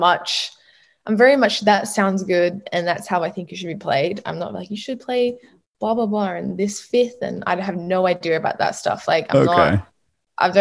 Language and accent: English; Sydney, New South Wales, Australia; Always been from Sydney.